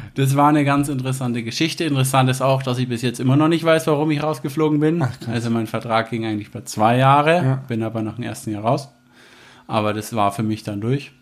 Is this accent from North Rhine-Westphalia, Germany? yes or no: no; Herzogenaurach, Bavaria, Germany; Bin da groß geworden in der Stadt